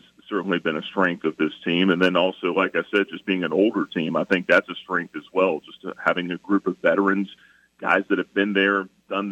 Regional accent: Atlanta, Georgia, United States; I grew up in Atlanta

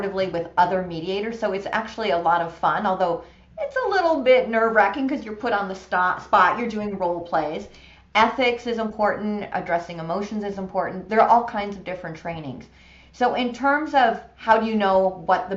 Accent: Buffalo, New York, United States; moved away; I grew up in Buffalo

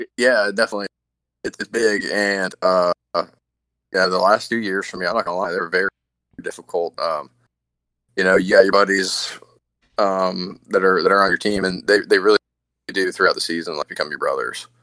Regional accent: the South, United States; growing up in the South

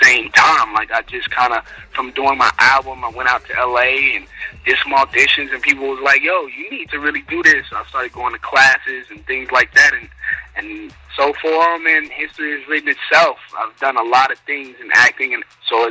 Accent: Atlanta, Georgia, United States; also born or lived in New Orleans, Louisiana; I was born in New Orleans, but I was raised in Atlanta, so I'm definitely a Georgia boy, too

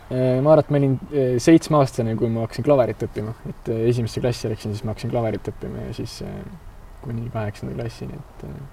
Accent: Aruküla, Harju County, Estonia; also born or lived in Pirita, Tallinn; ma üles kasvasin Arukülas

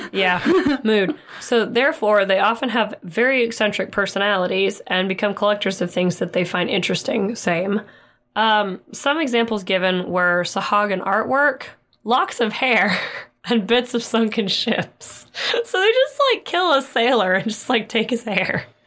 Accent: Oklahoma, United States; we're from Oklahoma and we get a lot of tornadoes

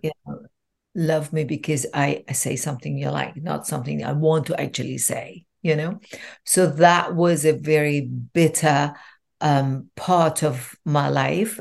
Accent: Iran; I was born in Iran

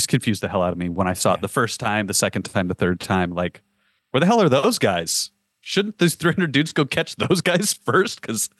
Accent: United States; as an American person who has, like, a mayor and a governor and the president

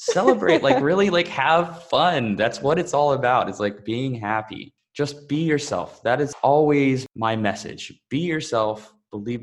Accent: Texas, United States; moved away; also born or lived in Bali; I'm originally from Texas in the US, but honestly, I feel like Bali is home

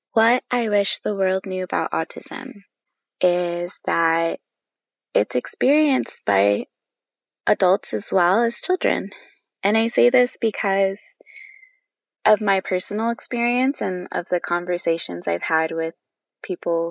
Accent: California, United States; now in Maryland, United States; I'm originally from California

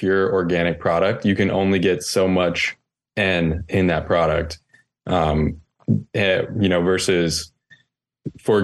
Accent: North Carolina, United States; I grew up in North Carolina and my grandfather there has a farm

